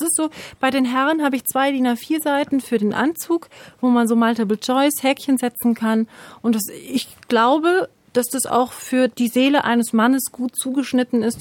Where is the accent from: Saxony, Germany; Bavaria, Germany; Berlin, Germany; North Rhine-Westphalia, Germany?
Bavaria, Germany; Munich; moved away as an adult; now in Erlangen, Germany; Ich komme aus München